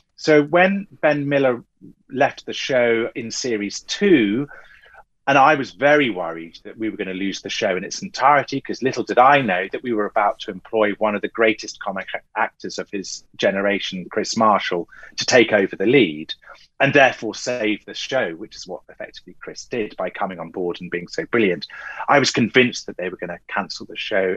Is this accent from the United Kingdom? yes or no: yes; Clacton-on-Sea, East of England, United Kingdom; I grew up in Essex. Even in Clacton